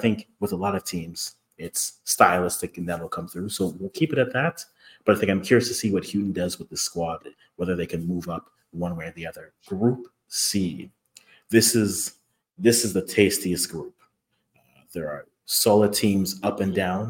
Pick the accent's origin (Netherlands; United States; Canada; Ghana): Ghana; as a Ghanaian